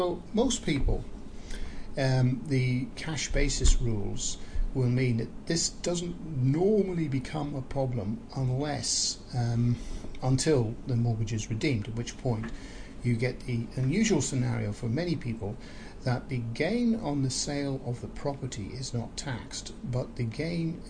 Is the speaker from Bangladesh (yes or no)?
no; Northern Ireland, United Kingdom; now in New Zealand; I was born in Northern Ireland